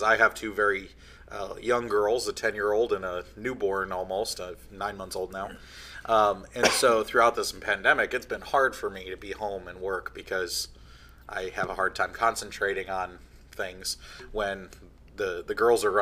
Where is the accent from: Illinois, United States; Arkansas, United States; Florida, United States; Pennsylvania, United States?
Illinois, United States; near Chicago; I'm from Illinois, near the Chicago area